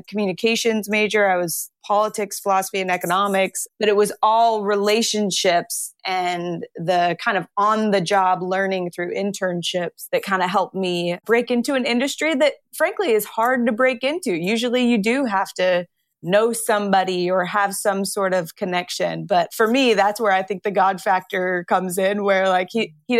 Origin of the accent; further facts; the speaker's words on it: Phoenix, Arizona, United States; moved away as an adult; now in New York City, United States; I grew up in Phoenix